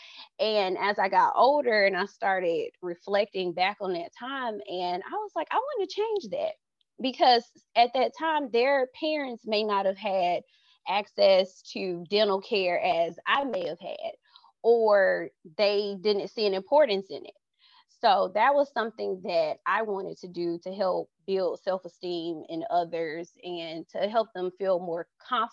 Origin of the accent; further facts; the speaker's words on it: Birmingham, Alabama, United States; I am from Birmingham, Alabama